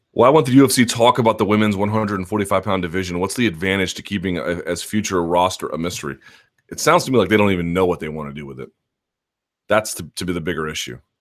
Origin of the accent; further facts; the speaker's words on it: South Georgia, United States; accent: donk yokel voice; All of the donks I grew up with in South Georgia.